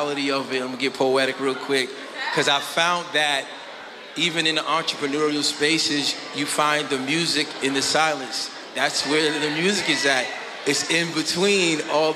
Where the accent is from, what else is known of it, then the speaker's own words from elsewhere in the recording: New York, United States; now in Hampton Roads, United States; I'm not even from Hampton Roads, I'm from New York